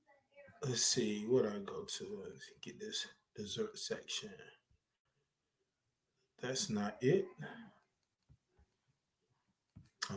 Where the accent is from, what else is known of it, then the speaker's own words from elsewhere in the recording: North Carolina, United States; moved away; I'm from North Carolina originally, North Carolina.